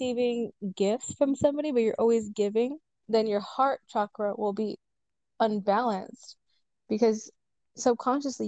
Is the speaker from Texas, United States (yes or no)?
yes; Edinburg, Texas, United States; I'm from Edinburgh, Texas